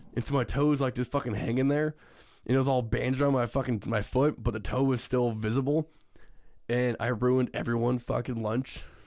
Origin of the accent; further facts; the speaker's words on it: Iowa, United States; also born or lived in Cedar Rapids, Iowa; I moved, like, to Cedar Rapids, which is thirty-five minutes away from my hometown.